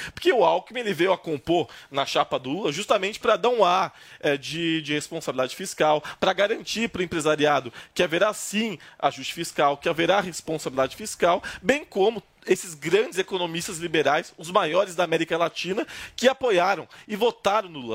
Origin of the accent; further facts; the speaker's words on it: Brazil; sou da ZN